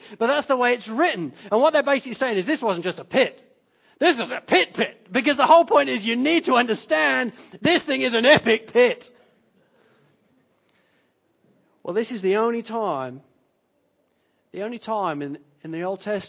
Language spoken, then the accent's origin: English; Lincolnshire, East Midlands, United Kingdom; when I was at secondary school, growing up in Lincolnshire